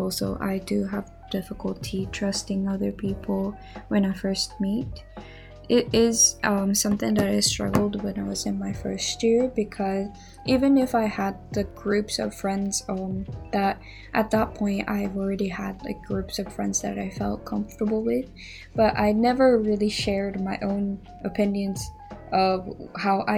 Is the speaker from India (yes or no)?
no; Japan; first language Japanese; English is a second language; moved away; my primary language is Japanese, but I stutter in both languages. Even though I'm a Japanese